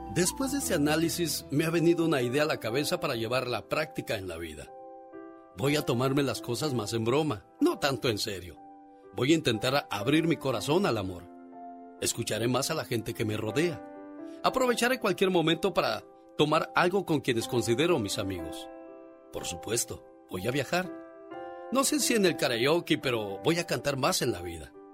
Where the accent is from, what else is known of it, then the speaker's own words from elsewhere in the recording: Tamaulipas, Mexico; moved away; Un día salí de Tamaulipas, pero Tamaulipas nunca salió de mí.